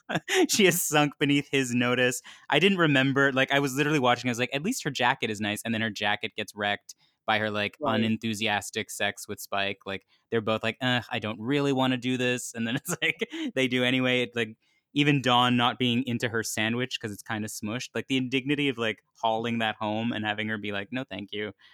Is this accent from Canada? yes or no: yes; Canada; I'm Canadian